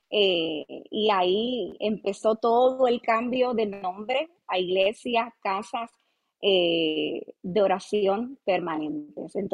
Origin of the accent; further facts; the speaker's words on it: Ponce, Puerto Rico; accent: mixed Mexican and Argentine; nací en Ponce, Puerto Rico. Soy de Puerto Rico. Eh, tengo un poquito de acento mezcladito entre lo que es este mexicano, argentino